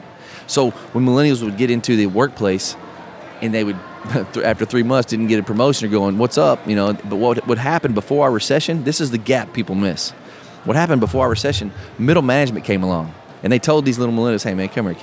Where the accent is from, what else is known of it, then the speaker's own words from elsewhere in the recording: Texas, United States; we're from Texas